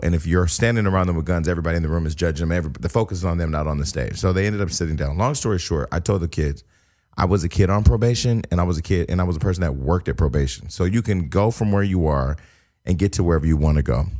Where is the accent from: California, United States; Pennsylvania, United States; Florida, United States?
California, United States; Stockton; now in Los Angeles, United States; getting active in my hometown and relocating back to Stockton for three months.